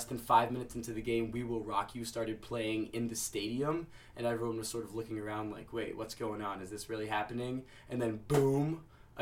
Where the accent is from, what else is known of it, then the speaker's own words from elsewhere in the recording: New York City, New York, United States; I am from New York City, Manhattan.